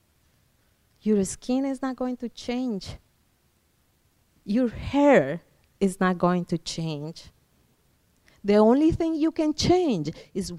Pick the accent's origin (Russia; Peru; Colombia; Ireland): Colombia; now in Iowa, United States; I was born in Colombia, South America